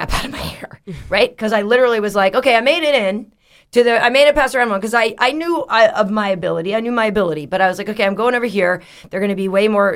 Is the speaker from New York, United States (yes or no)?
no; Boston, Massachusetts, United States; I'm from Boston